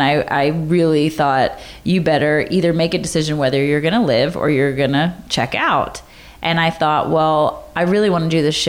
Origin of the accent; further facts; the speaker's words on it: the South, United States; I mean, growing up in the South, you know, all my friends are like, my daddy said I can't go on a date till I'm 16 years old.